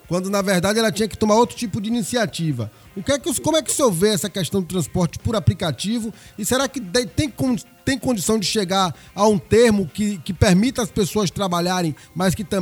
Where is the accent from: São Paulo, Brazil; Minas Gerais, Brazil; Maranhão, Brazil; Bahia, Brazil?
Bahia, Brazil; Ilhéus; É minha terra, terra natal